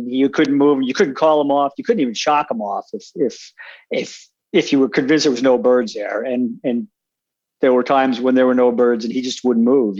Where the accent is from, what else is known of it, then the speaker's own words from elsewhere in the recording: East Coast, United States; now in Wyoming, United States; I currently reside in Wyoming, but I was born and raised on the East Coast